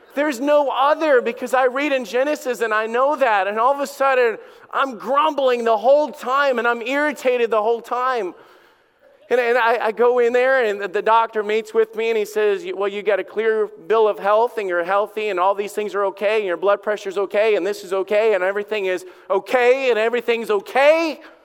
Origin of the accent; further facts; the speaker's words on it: Alabama, United States; I grew up in Alabama.